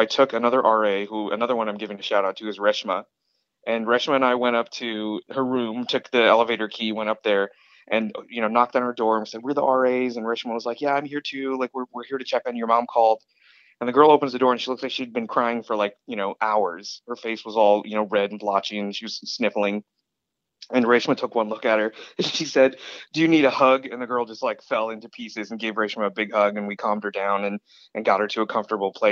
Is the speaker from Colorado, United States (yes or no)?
no; Syracuse, New York, United States; I was from Syracuse